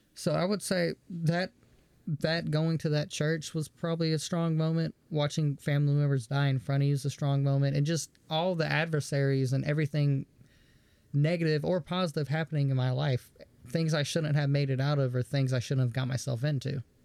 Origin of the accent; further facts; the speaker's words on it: the South, United States; growing up in the South